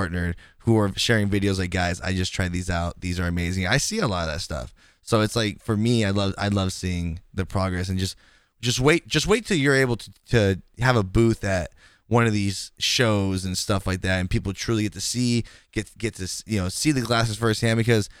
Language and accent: English; California, United States; I'm from California, and I've been to Atlanta to DreamHack